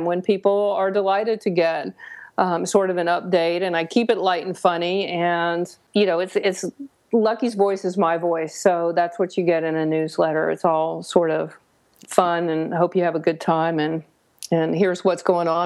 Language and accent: English; the South, United States; I grew up in the South.